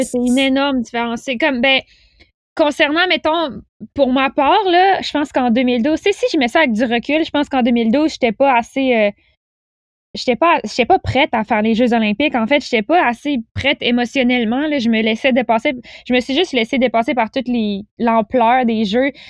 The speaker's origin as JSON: {"language": "French", "town": "Pont-Rouge", "region": "Quebec", "country": "Canada", "moved": "as an adult", "lives_now": "Montreal, Canada", "said": "je venais de Québec. Euh, ben, en fait, je viens de Pont-Rouge, qui est un petit village"}